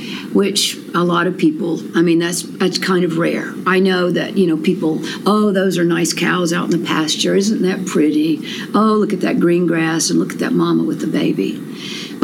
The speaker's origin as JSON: {"language": "English", "town": "Anderson", "region": "South Carolina", "country": "United States", "tie": "born or raised there", "said": "I grew up in West Anderson at New Prospect."}